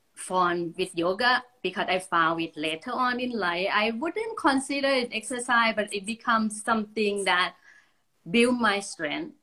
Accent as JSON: {"language": "English", "country": "Thailand", "tie": "born or raised there", "moved": "as an adult", "lives_now": "United States", "said": "I'm in the USA, but I was born in Thailand. So that's where I came from. Just uh, born and raised in Thailand"}